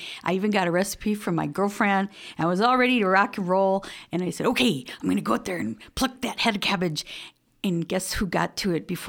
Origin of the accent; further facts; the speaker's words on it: Midwest, United States; I'm from the Midwest.